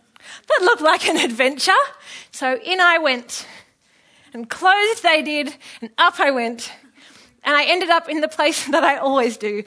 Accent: Epping, New South Wales, Australia; I grew up in Epping.

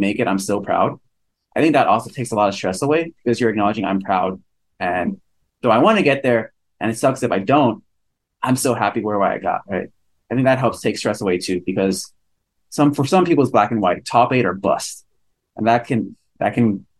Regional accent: California, United States; we're all from California

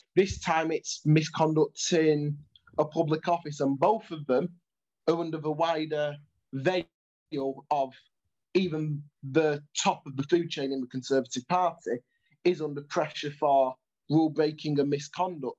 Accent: Stockport, North West England, United Kingdom; I'm from Stockport, but I live in a slightly more marginal seat

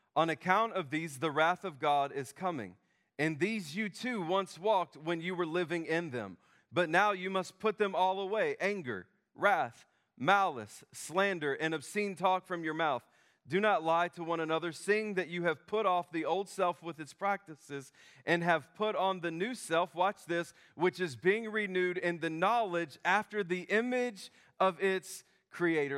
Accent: United States; I'm an American

